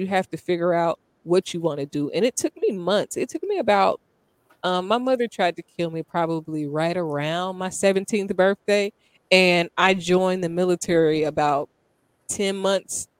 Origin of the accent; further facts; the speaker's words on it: Dayton, Ohio, United States; I grew up in Dayton, Ohio